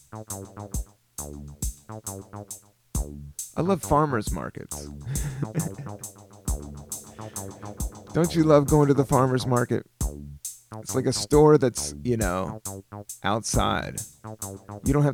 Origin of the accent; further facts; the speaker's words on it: United States; I love being an American